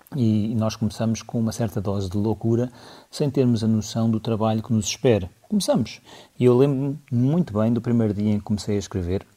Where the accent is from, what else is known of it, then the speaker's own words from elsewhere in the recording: Lisbon, Portugal; also born or lived in Aroeira; eu cresci em Lisboa, mesmo ao pé ali da, da zona do Largo do Rato, Príncipe Real